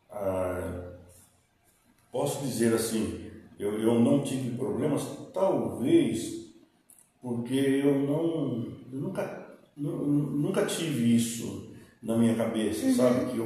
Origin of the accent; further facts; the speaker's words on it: Tatuí, São Paulo, Brazil; also born or lived in Carapicuíba, São Paulo, Brazil; Então eu voltei e já estava quase com 10 anos, mais uns 10 anos. E aí que eu voltei aqui para Tatuí.